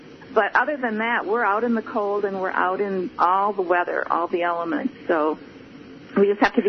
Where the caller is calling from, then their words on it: Minnesota, United States; Yes, we walk.